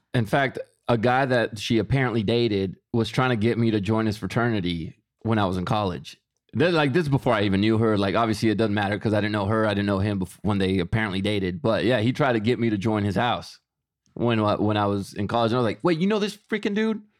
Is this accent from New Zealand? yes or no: no; Mexico; moved away; I am Mexican. I was born in Mexico.